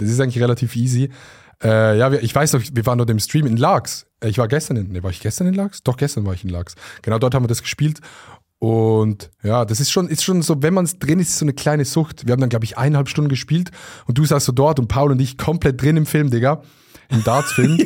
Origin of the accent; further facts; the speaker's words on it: Switzerland; als Schweizer